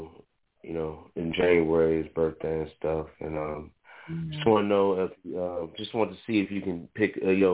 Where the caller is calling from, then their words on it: the Bay Area, California, United States; I'm calling out of California, the Bay Area.